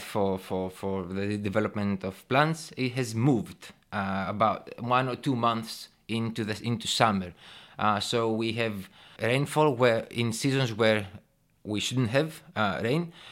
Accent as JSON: {"language": "English", "town": "Thessaloniki", "region": "Central Macedonia", "country": "Greece", "tie": "born or raised there", "also_born_or_lived": "England / Brighton", "said": "I was born and raised in Thessaloniki, Greece"}